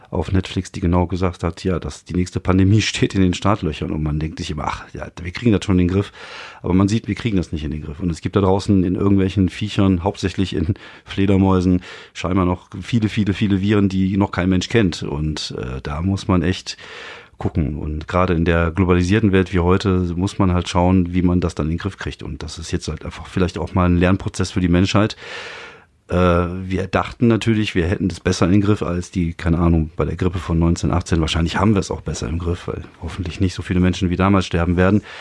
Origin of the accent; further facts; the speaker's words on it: France; ich bin ja in, in Frankreich aufgewachsen und äh, bei uns gab es so Telefone